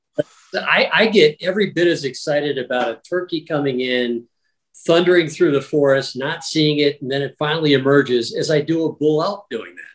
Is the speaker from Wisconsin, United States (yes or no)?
yes; Wisconsin, United States; when I grew up in Wisconsin, we didn't have turkeys.